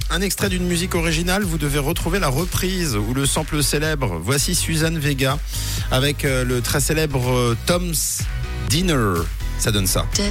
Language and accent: French; Switzerland; chez nous, en Suisse